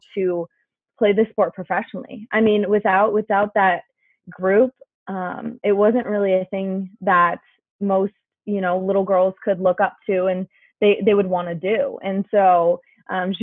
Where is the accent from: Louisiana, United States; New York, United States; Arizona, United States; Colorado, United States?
Colorado, United States; Littleton; Littleton was a great place to grow up